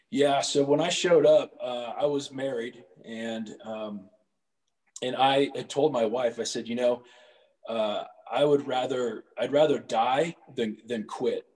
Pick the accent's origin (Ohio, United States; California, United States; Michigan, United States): Ohio, United States; Cincinnati; I grew up in Cincinnati uh, for about 18 years, uh, born and raised right there.